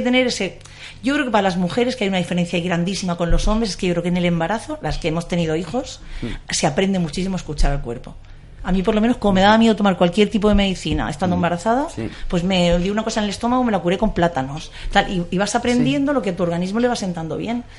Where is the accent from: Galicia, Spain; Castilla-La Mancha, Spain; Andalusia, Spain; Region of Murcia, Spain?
Region of Murcia, Spain; also born or lived in Mula; now in Madrid, Spain; Yo soy de Murcia